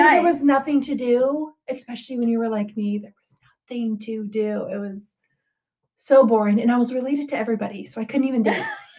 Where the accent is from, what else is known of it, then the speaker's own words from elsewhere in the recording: Tucson, Arizona, United States; moved away as an adult; also born or lived in St. Johns, Arizona; now in Maine, United States; I am originally from Arizona, born and raised in Tucson.